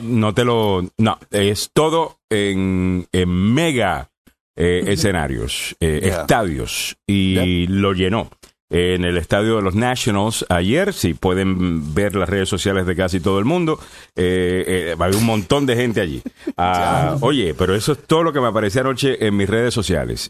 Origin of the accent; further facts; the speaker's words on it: Puerto Rico; como, como puertorriqueño